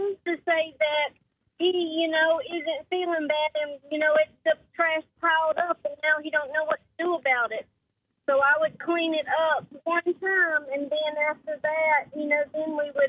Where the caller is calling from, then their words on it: St. George, Utah, United States; St. George.